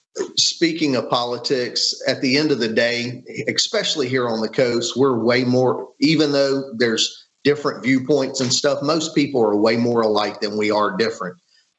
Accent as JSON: {"language": "English", "town": "Ocean Springs", "region": "Mississippi", "country": "United States", "tie": "born or raised there", "also_born_or_lived": "Biloxi, Mississippi", "said": "I grew up in Ocean Springs, graduated from Ocean Springs and moved to Biloxi right after I graduated. My parents moved here before me. I stayed to finish my senior year in high school, and my dad had to move over here for a job."}